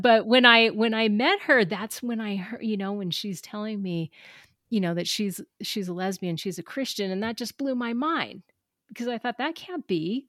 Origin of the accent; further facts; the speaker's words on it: Southern California, United States; I'm from Southern California